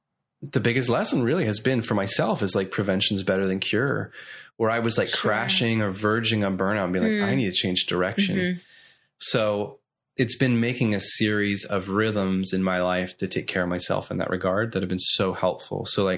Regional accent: Nashville, Tennessee, United States; now in Orlando, United States; Because I come from Nashville where...

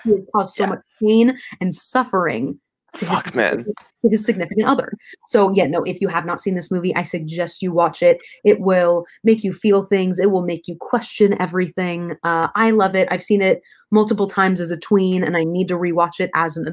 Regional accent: Southern Oklahoma, United States; moved away as an adult; growing up in Southern Oklahoma

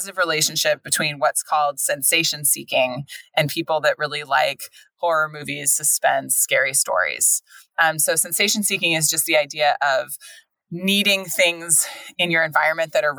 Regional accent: America's breadbasket, California, United States; moved away; also born or lived in East Coast, United States; we come from America's breadbasket.

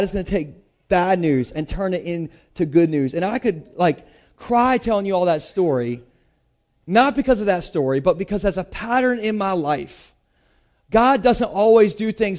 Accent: United States; I'm from Sussex County

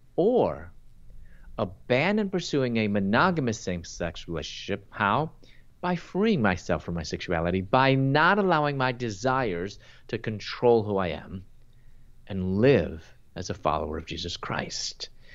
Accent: Chicago, Illinois, United States; moved away as an adult; also born or lived in Louisville, Kentucky / Atlanta; I'm from Chicago, and I lo-, moved from Chicago to Louisville, Kentucky to pursue my doctorate in dentistry

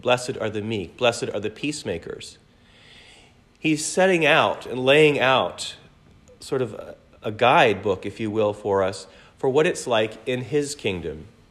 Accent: Great Lakes, United States; moved away; I grew up in the Great Lakes

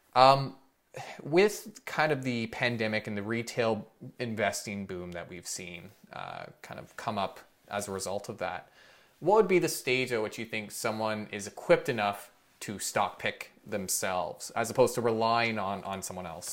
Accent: Canada; as a Canadian

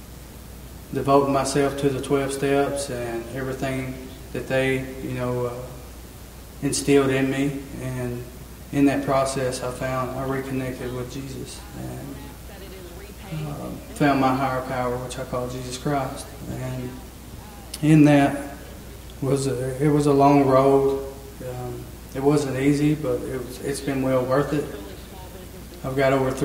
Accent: Smithfield, United States; I'm originally from Smithfield. I'm 32 years old. I've grew up in this church

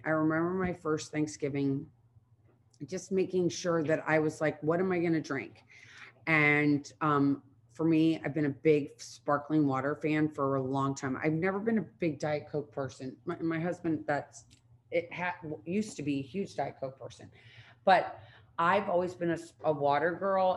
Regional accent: Midwest, United States; growing up in the Midwest

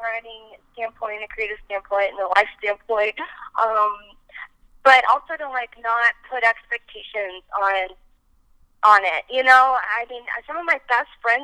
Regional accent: East Coast, United States; also born or lived in Nashville; now in Los Angeles, United States; growing up in the East Coast

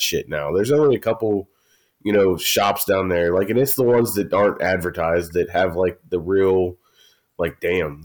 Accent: Pittsburgh, Pennsylvania, United States; also born or lived in Philadelphia; I'm from Pittsburgh

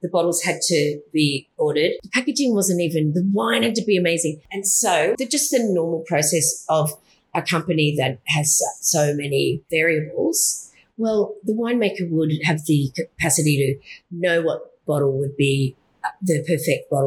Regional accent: Hunter Valley, New South Wales, Australia; I was from the Hunter

